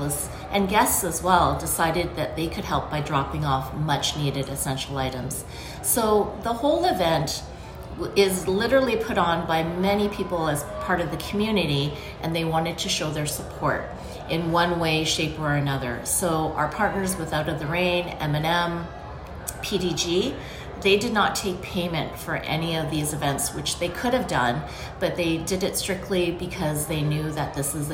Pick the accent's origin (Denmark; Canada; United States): Canada; I was born and raised in Canada